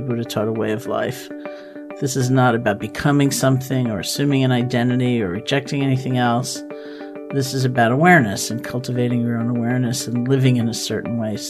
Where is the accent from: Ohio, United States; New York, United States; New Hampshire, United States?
New York, United States; New York City; I grew up in Washington Heights.